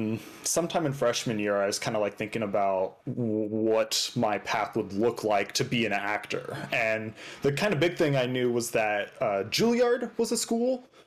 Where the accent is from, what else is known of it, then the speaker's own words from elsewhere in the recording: Colorado Springs, Colorado, United States; I grew up in Colorado Springs, Colorado, which is just a little south of Denver. It's a pretty big, very popular city in Colorado.